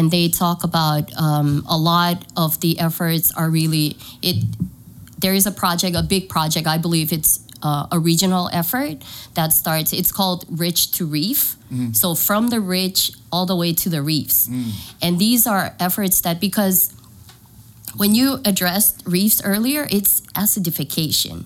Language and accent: English; Kosrae, Micronesia; moved away as an adult; now in San Diego, United States; I'm from Kuchai. My dad is from Kuchai. My mom is from Panape. So I'm half. I moved here with my family. We're here almost 3 years now.